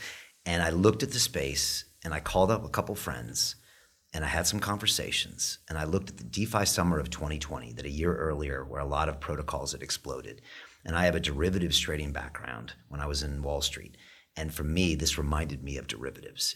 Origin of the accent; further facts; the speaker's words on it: United States; now in London, United Kingdom; I'm from America